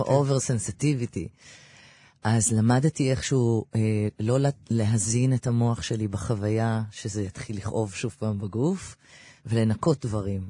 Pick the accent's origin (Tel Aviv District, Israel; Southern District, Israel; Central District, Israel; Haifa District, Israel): Tel Aviv District, Israel; Ramat Gan; גדלתי ברמת גן, נולדתי בביאליק 99